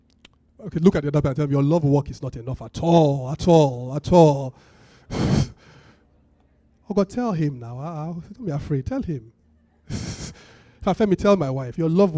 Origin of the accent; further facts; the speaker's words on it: Benin City, Edo, Nigeria; I'm from Benin. My parents are both Benin people.